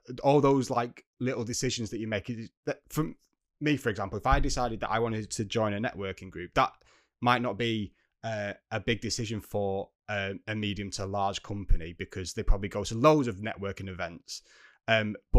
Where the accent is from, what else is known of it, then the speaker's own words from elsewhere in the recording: North West England, United Kingdom; accent: northern; We're both northern accents